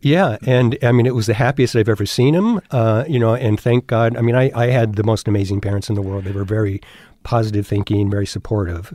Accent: Covina, California, United States; born or raised there; also born or lived in Binghamton, New York

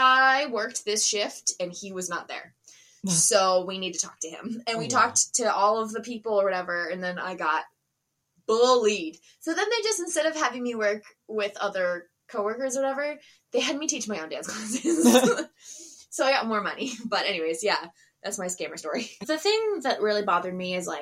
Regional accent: Pennsylvania area, United States; moved away; I'm from the Pennsylvania area

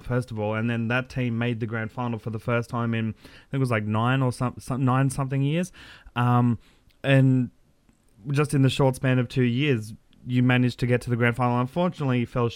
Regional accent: Central Coast, New South Wales, Australia; also born or lived in Lisarow, New South Wales; the Central Coast, which is actually where I'm from. I'm calling from Lizaro

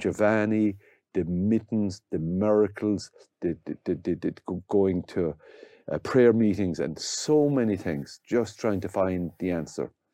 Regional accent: County Limerick, Munster, Ireland; we're from County Limerick

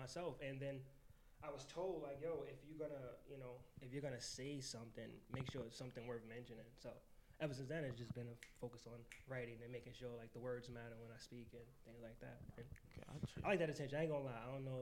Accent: New York City, New York, United States; I'm a kid from the Bronx, born and raised

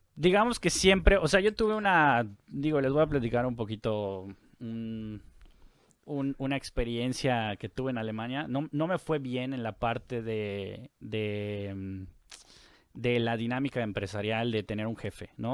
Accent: Mérida, Yucatán, Mexico; now in Monterrey, Mexico; soy de La Blanca, Mérida

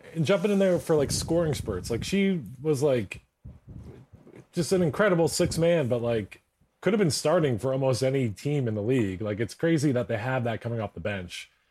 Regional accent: Philadelphia, Pennsylvania, United States; I'm a Sixers fan. I'm from Philadelphia

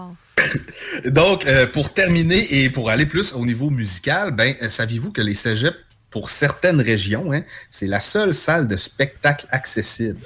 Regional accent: Quebec, Canada; on est québécois, on est distinct chez nous

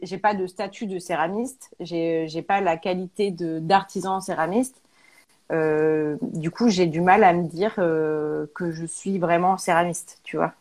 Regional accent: Auvergne-Rhône-Alpes, France; moved away as an adult; also born or lived in Paris; now in Clermont-Ferrand, France; on est originaire d'Auvergne

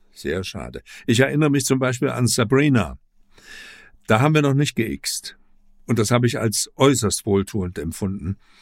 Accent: Leipzig, Saxony, Germany; ich stamme ja aus Leipzig, aus der DDR

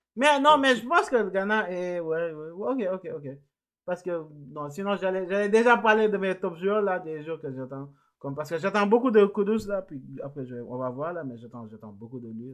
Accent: Senegal; je suis sénégalais

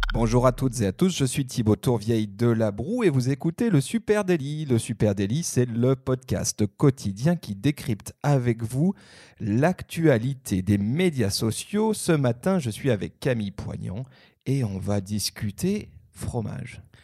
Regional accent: Haute-Savoie, Auvergne-Rhône-Alpes, France; ma région natale, la Haute-Savoie

